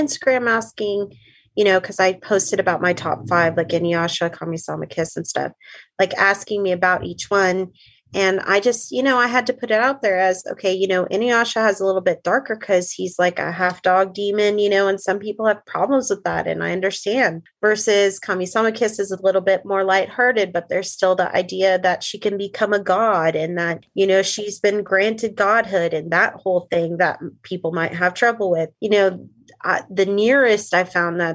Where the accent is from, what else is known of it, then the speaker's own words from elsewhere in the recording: United States; as an American and Christian